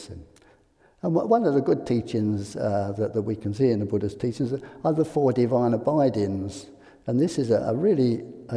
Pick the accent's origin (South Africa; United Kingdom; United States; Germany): United Kingdom; England; I'm English